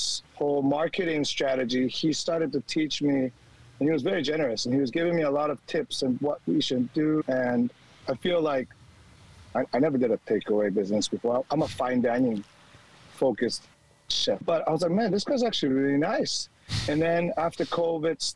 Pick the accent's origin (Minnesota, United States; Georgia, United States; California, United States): California, United States; now in Sydney, Australia; I'm an American coming from California.